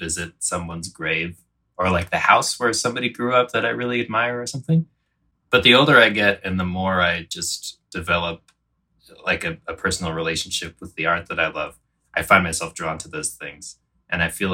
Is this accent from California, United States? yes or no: no; Frederick, Maryland, United States; Frederick, Maryland. It's like a DC suburb, but more cornfields.